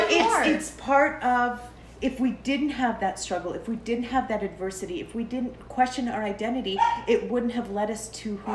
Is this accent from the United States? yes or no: no; Canada; being born and raised in Canada is so unique because we are not a melting pot, right? I'm not Canadian Arabic, right?